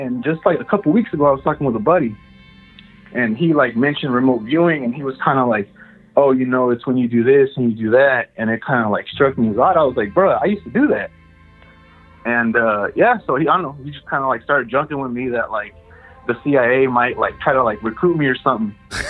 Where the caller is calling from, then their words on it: Merced, California, United States; from Merced, California.